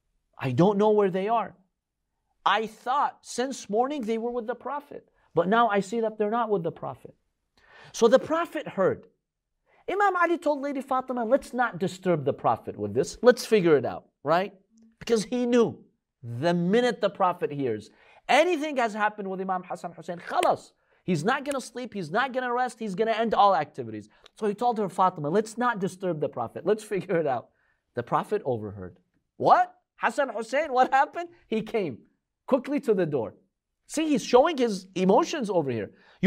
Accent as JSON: {"language": "English", "country": "Russia", "tie": "born or raised there", "said": "I grew up in Russia. And it's very cold over here."}